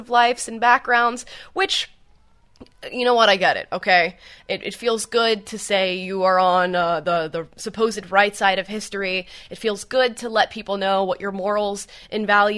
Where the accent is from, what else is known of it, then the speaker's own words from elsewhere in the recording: Central Florida near Orlando, United States; I grew up in Central Florida near Orlando